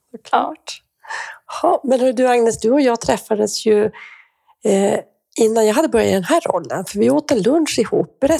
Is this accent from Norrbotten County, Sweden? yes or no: yes; Gällivare, Norrbotten County, Sweden; född och uppvuxen i Gällivare